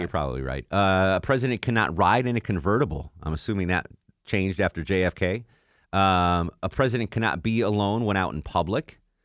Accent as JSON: {"language": "English", "region": "New England", "country": "United States", "said": "I'm from New England"}